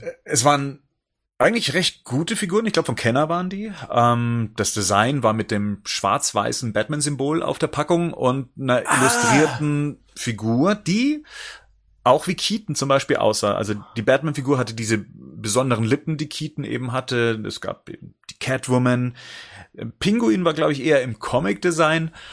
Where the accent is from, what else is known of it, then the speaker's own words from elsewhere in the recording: near Ingolstadt, Bavaria, Germany; ich komme ja aus der Nähe von Ingolstadt